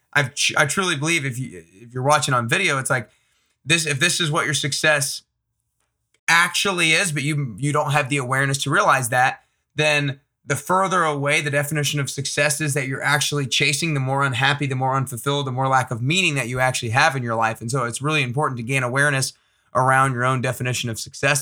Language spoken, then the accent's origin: English; Atlanta, Georgia, United States; I grew up in Atlanta